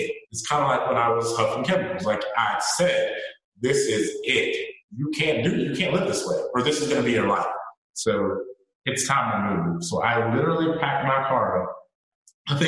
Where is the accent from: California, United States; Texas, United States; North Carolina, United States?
North Carolina, United States; moved away as an adult; also born or lived in Washington State; I'm from North Carolina originally, so they're here and I'm in Washington State.